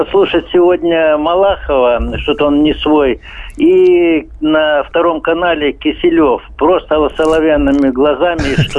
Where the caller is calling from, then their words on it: Belgorod, Belgorod Oblast, Russia; Да, добрый вечер. Я из Белгорода.